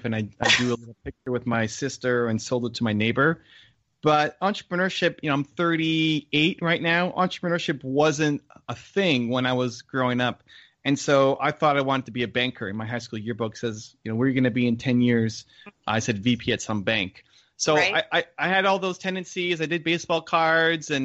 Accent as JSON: {"language": "English", "town": "Toronto", "region": "Ontario", "country": "Canada", "tie": "born or raised there", "said": "I'm connected with this organization here in my hometown of Toronto"}